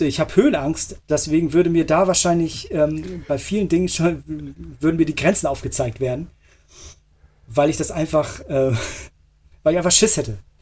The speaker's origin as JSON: {"language": "German", "region": "Hamburg", "country": "Germany", "tie": "born or raised there", "also_born_or_lived": "Montreal", "moved": "yes", "said": "Hamburg ist, ähm, ja. würde ich als meine Heimatstadt ähm, bezeichnen. Ich bin dort groß geworden."}